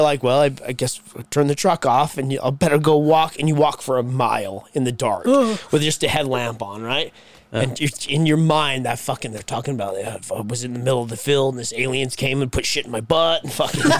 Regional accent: Syracuse, New York, United States; Growing up in Syracuse.

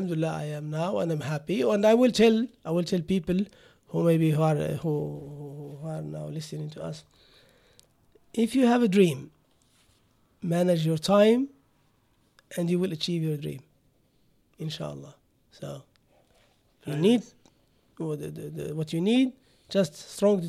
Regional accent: Morocco; moved away as an adult; also born or lived in Germany; now in United Arab Emirates; I was born in Morocco

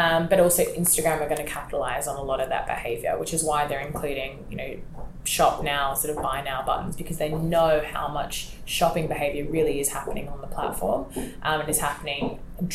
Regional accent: Australia; moved away as an adult; now in London, United Kingdom; I'm Australian myself

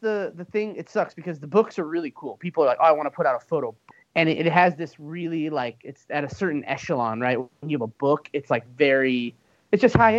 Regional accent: Arizona, United States; also born or lived in Southern California; growing up in Arizona and spending a lot of time in Southern California

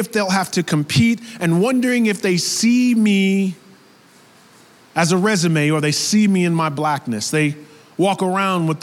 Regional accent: the suburbs of New York, United States; I was raised in New York, the suburbs of New York

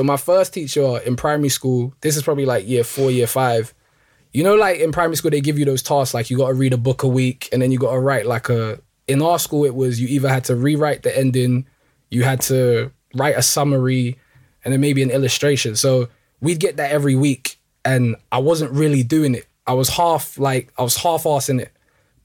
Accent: London, United Kingdom; Pretty much, like, I was born and raised in Northwest London. Like, my parents are from Congo, both of them. And then me and my siblings were all born in London.

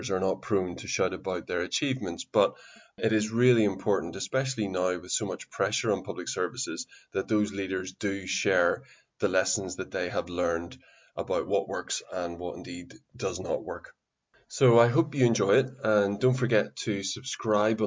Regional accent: Northern Irish, Northern Ireland, United Kingdom; accent: Northern Irish; Sometimes they get it right and say Northern Irish

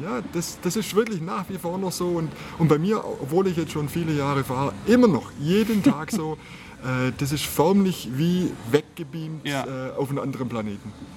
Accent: Southern Black Forest, Baden-Württemberg, Germany; now in Bavaria, Germany; ich komme aus dem Südschwarzwald

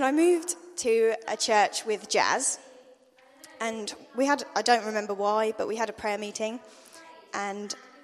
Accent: London, United Kingdom; now in Attleborough, United Kingdom; I'm from London

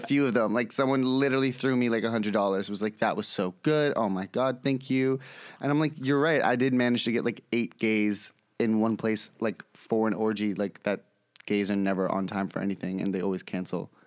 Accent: New York City, New York, United States; I'm born and raised in New York City, East Village, Lower East Side area.

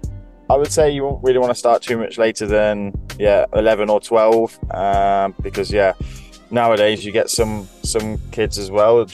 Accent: Leicester, East Midlands, United Kingdom; I'm originally from Leicester

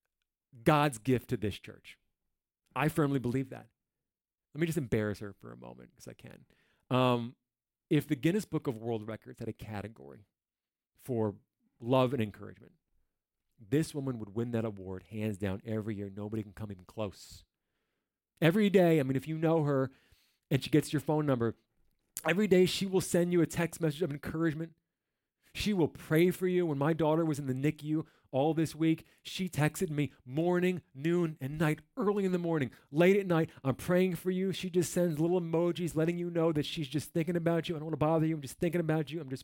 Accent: New Jersey, United States; I'm from New Jersey.

